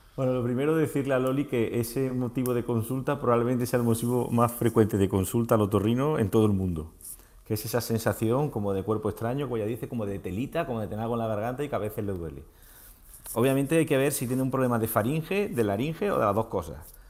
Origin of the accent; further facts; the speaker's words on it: Montoro, Andalusia, Spain; now in Marbella, Spain; soy montoreño y mi familia vive en Montoro